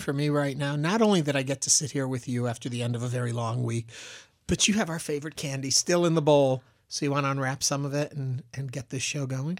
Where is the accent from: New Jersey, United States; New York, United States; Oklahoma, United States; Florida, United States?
New York, United States; now in Houston, United States; I'm from New York